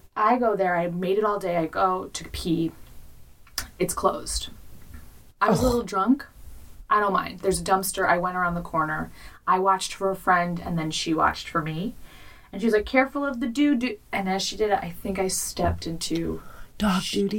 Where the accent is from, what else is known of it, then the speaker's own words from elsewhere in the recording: Chicago, Illinois, United States; I'm from Chicago.